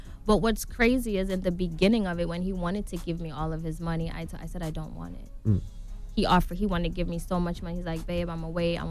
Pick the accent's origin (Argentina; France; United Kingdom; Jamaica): Jamaica; Saint Thomas; Growing up in Jamaica, I witnessed my dad being murdered.